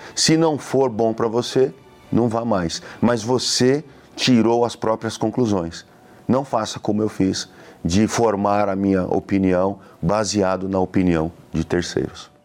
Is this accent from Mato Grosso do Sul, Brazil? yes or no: no; Suzano, São Paulo, Brazil; sou da cidade de Suzano